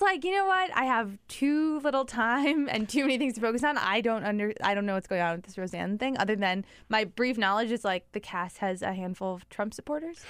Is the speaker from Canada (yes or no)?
no; Midwest, United States; I'm from the Midwest. My family's a Midwestern family